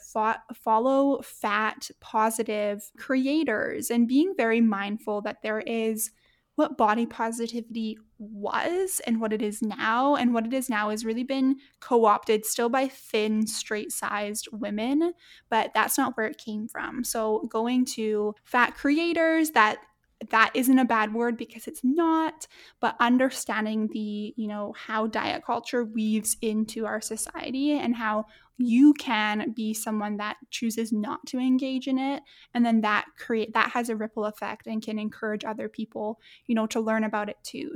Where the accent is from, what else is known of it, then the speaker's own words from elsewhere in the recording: Edmonton, Alberta, Canada; my hometown here in Edmonton